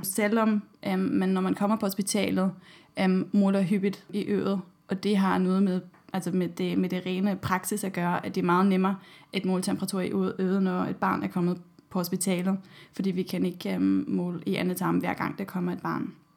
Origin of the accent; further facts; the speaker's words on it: Germany; Danish is a second language; now in Denmark; I Tyskland, hvor jeg kommer fra